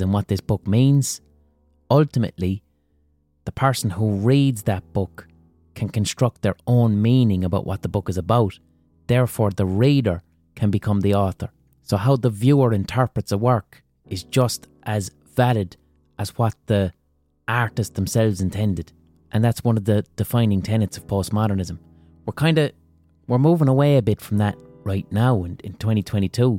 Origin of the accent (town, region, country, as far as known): Ireland